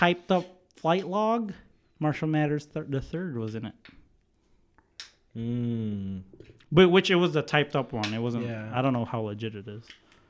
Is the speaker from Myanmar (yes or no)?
no; Philippines; moved away; also born or lived in Hampshire; Like, I grew up in the Philippines, right?